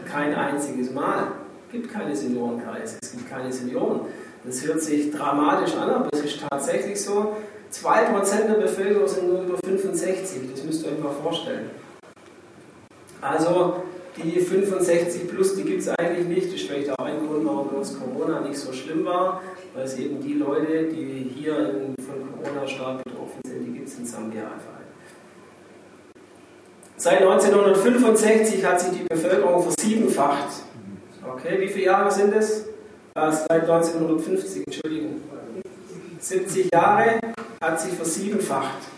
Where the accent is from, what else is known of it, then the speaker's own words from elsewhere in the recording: Germany; bei uns in Deutschland hier.